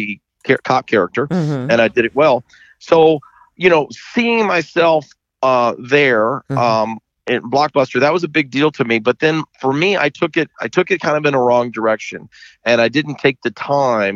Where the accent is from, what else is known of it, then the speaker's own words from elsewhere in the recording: Memphis, Tennessee, United States; also born or lived in Los Angeles; now in Florida, United States; I'm from Memphis. Mm-hmm. So Theater Memphis was the big theater in the region. So I was a child star in the theater